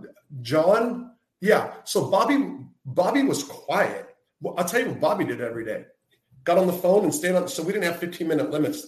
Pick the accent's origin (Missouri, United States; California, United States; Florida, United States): California, United States; I was from the West Coast. And so I didn't grow up with like mob in my life or in the backyard or hearing about it or reading in the papers.